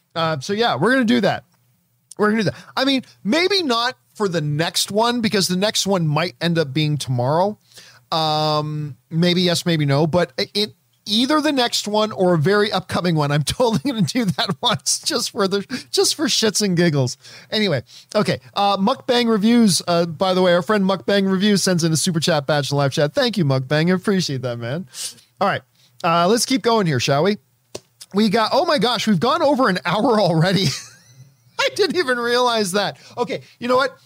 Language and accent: English; Canada; I'm Canadian and, and Italian